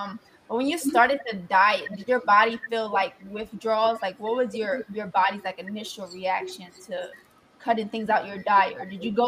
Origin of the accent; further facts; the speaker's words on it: New Jersey, United States; Before we moved to Arizona, we're from New Jersey